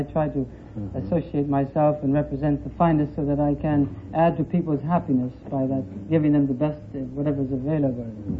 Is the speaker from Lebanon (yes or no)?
yes; Lebanon; moved away; also born or lived in Latonia, Ohio, United States; I was born in Latonia, Ohio, and then I was sent to Lebanon about 6 years old. I lived with my uncle, who was a trader.